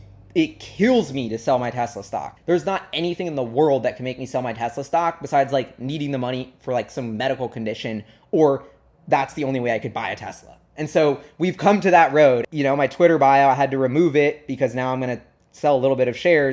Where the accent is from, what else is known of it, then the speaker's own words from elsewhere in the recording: New York, United States; And why I love walking everywhere as a New Yorker and even in Seattle, wherever, whenever I can